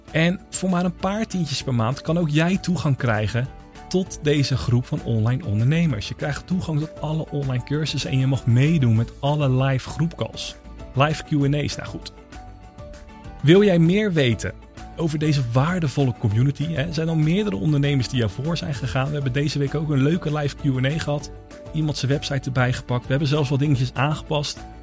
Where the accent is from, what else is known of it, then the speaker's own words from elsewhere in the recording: Netherlands; wij zijn Nederlanders